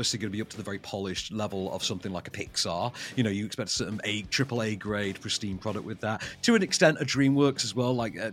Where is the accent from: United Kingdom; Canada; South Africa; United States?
United Kingdom; as a Brit